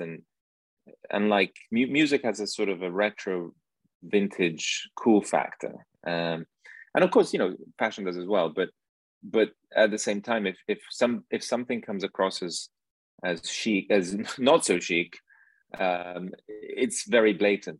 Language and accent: English; Milan, Lombardy, Italy; I grew up in Milan and my mother's a fashion designer